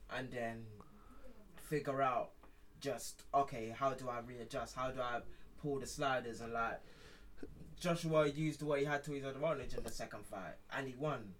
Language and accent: English; United Kingdom; I'm British mm. as well as I am Nigerian